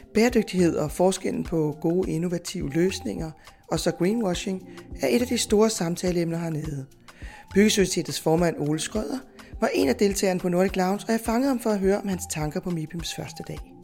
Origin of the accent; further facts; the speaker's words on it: Denmark; vi som danskere